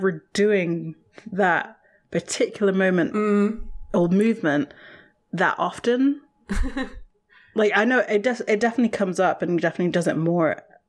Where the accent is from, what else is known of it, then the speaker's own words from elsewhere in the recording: England, United Kingdom; this is a completely foreign concept to us as English kids.